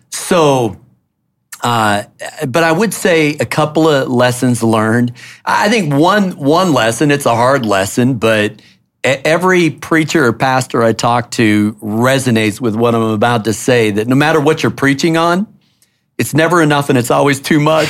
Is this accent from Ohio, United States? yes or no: no; Minneapolis, Minnesota, United States; now in Washington, D.C., United States; I was born in Minneapolis